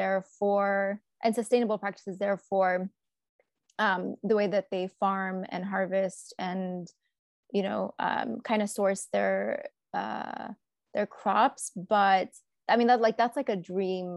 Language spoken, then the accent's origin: English; United States; also born or lived in Yemen; I grew up here, but I would visit often, and I studied like different parts of my life there. Like we'd go for a year so we could study Arabic. And so back and forth, but majority of my life here in the US